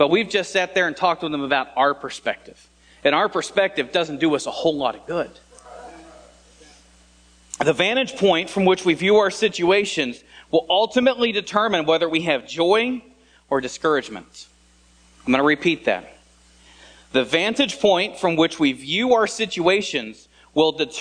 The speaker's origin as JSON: {"language": "English", "region": "Indiana", "country": "United States", "tie": "born or raised there", "said": "I was born and raised here in Indiana"}